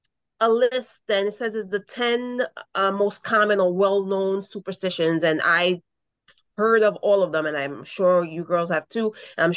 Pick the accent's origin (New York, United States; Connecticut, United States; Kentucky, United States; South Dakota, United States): New York, United States; New York City; growing up in the Bronx